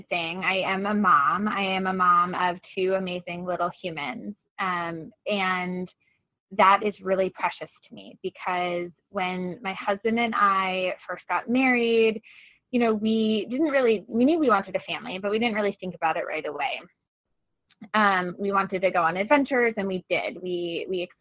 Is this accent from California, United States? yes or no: no; Long Island, New York, United States; moved away as an adult; also born or lived in Boston, Massachusetts / Ann Arbor, Michigan; now in Chicago, United States; I grew up in New York and spent most of my I spent all of my childhood years on Long Island